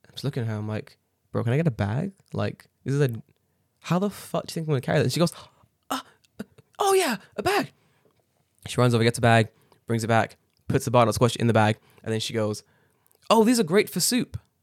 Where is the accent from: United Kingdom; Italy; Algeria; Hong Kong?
United Kingdom; England; now in Japan; I was born there